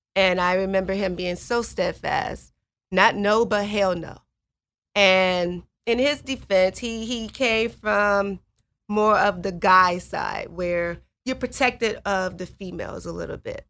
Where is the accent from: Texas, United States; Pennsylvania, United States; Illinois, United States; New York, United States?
Illinois, United States; Chicago; moved away as an adult; I grew up on the South Side of Chicago